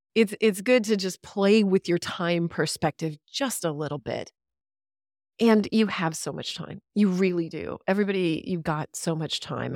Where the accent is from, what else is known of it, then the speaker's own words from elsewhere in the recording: Killeen, Texas, United States; I grew up in Killeen, Texas. I'm a Central Texas girl